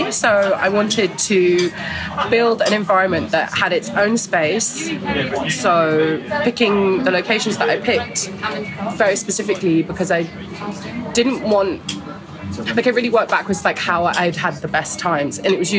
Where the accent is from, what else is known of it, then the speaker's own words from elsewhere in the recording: Newfoundland and Labrador, Canada; family space that was, you know, had a proper mix of people that was really specifically nostalgic to my growing up in Labrador, which doesn't exist anymore